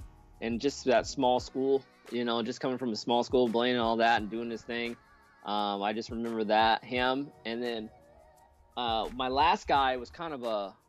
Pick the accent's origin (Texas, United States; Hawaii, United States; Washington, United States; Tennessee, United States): Washington, United States; Seattle; moved away; I grew up in Ballard